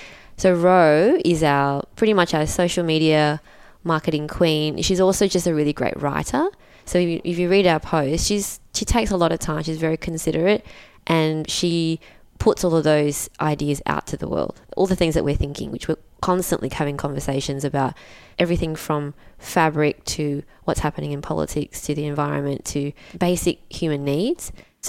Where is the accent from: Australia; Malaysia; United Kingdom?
Malaysia; And then we'd been learning how to sew since we were very little because we're migrants from Malaysia.